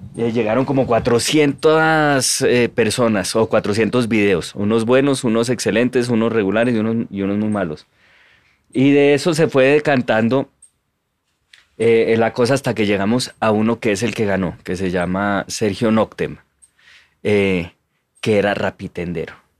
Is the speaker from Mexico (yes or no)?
no; Colombia; somos colombianos estándar